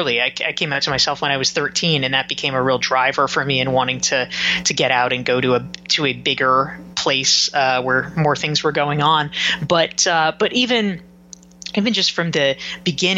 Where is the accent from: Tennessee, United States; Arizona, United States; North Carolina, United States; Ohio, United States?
North Carolina, United States; Pinehurst; moved away; I grew up in Pinehurst, North Carolina, which is a very small